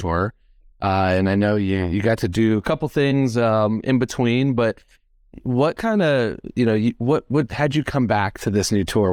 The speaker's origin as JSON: {"language": "English", "region": "Midwest", "country": "United States", "said": "I'm from the Midwest"}